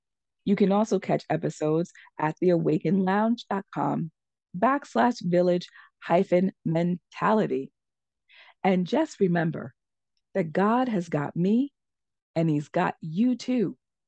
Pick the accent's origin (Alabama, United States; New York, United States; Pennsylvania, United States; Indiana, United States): New York, United States; I am a New Yorker.